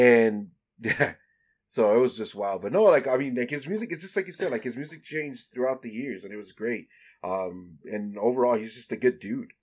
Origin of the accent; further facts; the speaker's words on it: El Salvador; I'm from El Salvador, so I didn't live in a Mexican household.